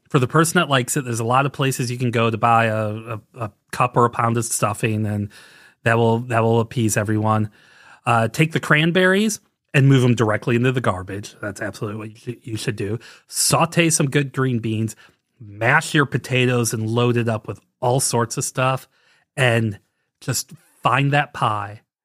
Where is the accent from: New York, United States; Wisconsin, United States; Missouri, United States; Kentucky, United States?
Missouri, United States; St. Louis; also born or lived in Saint Paul, Minnesota / Southwest Ohio; now in Ohio, United States; I grew up in the Saint Louis, Missouri area.